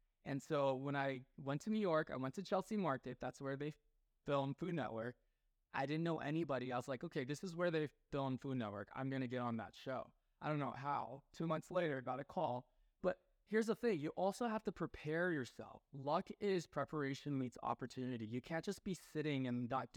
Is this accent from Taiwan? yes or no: yes; Taiwan; I'm from Taiwan